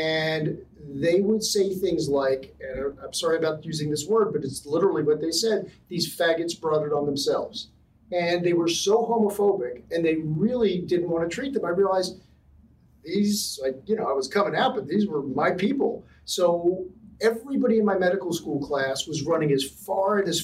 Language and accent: English; Philadelphia, Pennsylvania, United States; moved away as an adult; also born or lived in Cambridge, England / Amherst, Massachusetts; now in Los Angeles, United States; I'm from Philadelphia. I grew up in, I was a middle of three boys, grew up in a kind of middle class, kind of Nowhereville neighborhood in a little brick row house